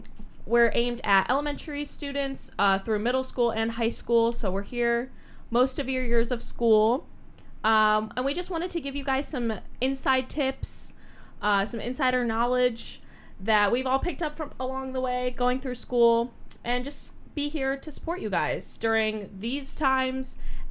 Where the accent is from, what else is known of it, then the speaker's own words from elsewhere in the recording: Cleveland, Ohio, United States; I'm originally from Cleveland, Ohio.